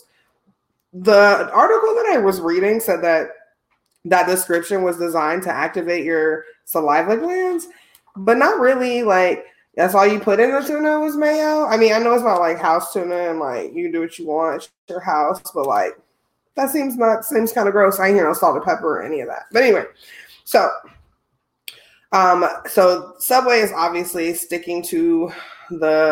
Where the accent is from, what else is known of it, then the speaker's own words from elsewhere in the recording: Midwest, United States; I'm from the Midwest